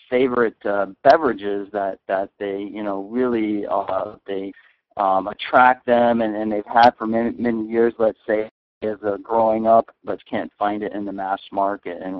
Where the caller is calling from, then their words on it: Arcadia, California, United States; I am actually in uh, Arcadia, California, just outside of uh, Pasadena.